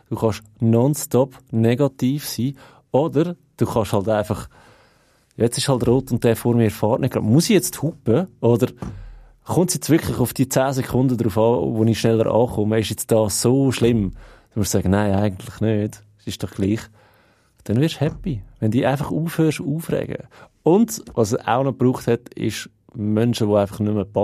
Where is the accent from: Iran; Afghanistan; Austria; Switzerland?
Switzerland; wir sind Schweizer